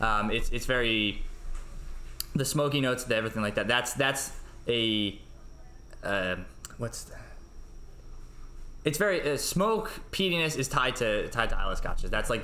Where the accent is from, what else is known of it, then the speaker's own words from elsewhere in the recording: United States; Brandon Barrel Whiskey spelled with an E because we're American.